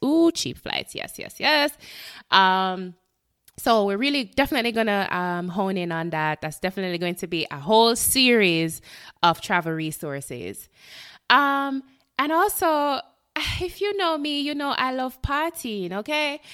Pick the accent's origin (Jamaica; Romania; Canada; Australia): Jamaica; moved away as an adult; now in Florida, United States; I am a Jamaican born, um, resident of Florida, the United States